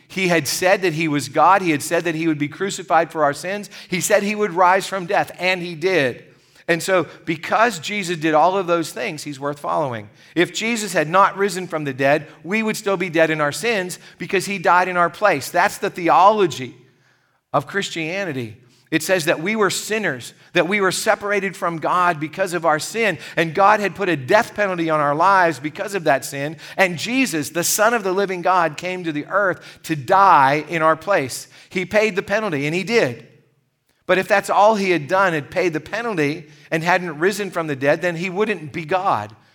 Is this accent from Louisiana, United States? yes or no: no; Gypsy, Pennsylvania, United States; As a little boy growing up in Gypsy, Pennsylvania